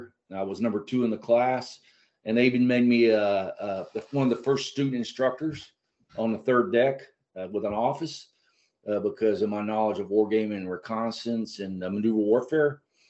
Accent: Chattanooga, Tennessee, United States; I grew up in Chattanooga, Tennessee.

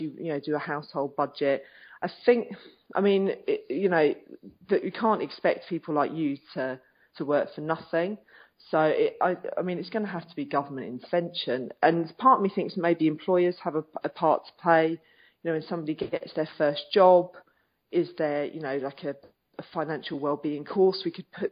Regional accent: United Kingdom; Being British

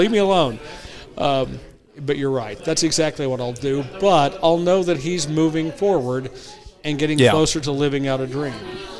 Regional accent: Oklahoma, United States; accent: southern; also born or lived in Arkansas; now in Quad Cities, United States; I came here to lose my southern accent, move on.

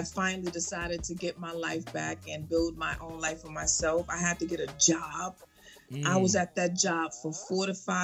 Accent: New York City, New York, United States; now in Atlanta, United States; I'm a girl from the Bronx, New York

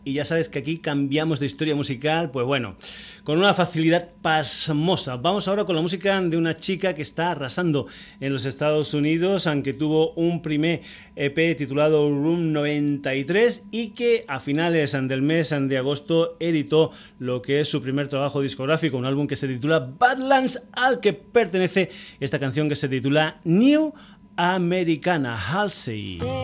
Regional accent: Burguillos del Cerro, Extremadura, Spain; un dicho de mi tierra, de Extremadura. Yo soy de un pueblecito que se llama Burguillos del Cerro

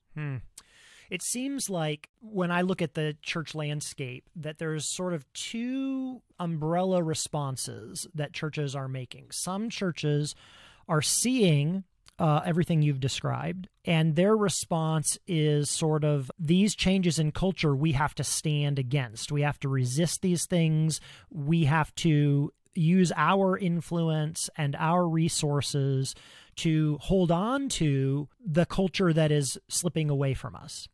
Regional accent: Ohio, United States; now in Pacific Northwest, United States; I grew up in Ohio, the American Midwest, in the nineteen eighties

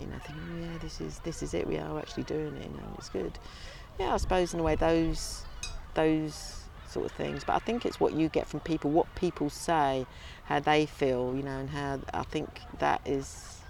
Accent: London, United Kingdom; I think being a city girl, you know, and like growing up in London

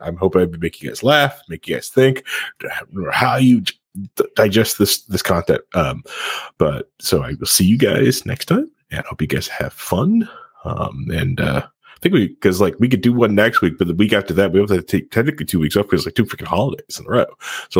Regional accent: England, United Kingdom; I'm from England.

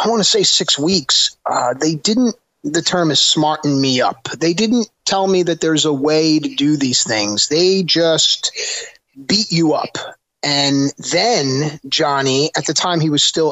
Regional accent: the Meadowlands, New Jersey, United States; born or raised there

